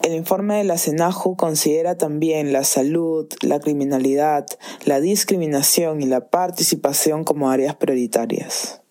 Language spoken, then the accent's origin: Spanish; Peru; mi último año como joven peruana